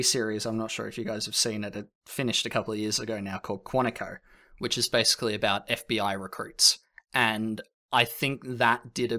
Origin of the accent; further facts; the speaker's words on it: Australia; Sorry, I'm Australian, but I'm not the funny Australian.